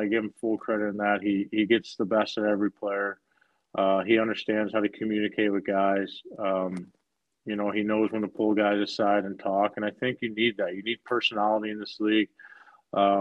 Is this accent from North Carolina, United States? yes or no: no; Oakville, Missouri, United States; playing in my hometown. Like, I finished high school at my high school I was at.